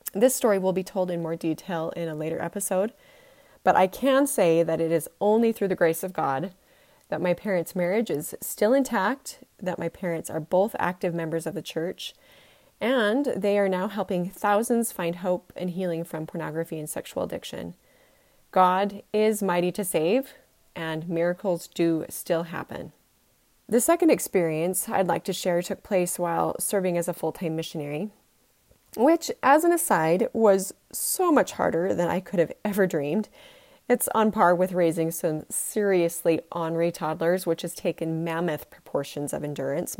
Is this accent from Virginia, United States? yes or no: no; Utah, United States; I was born and bred in Utah